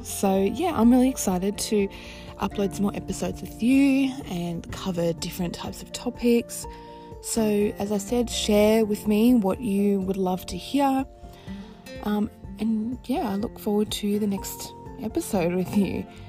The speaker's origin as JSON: {"language": "English", "country": "Australia", "said": "I am Australian. I live in Melbourne"}